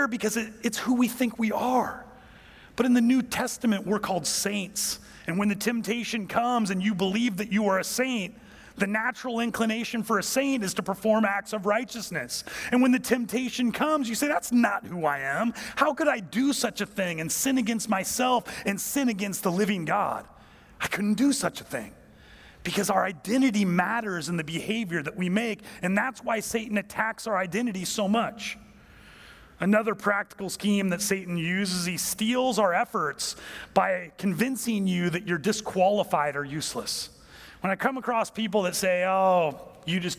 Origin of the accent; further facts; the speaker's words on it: United States; I'm from America.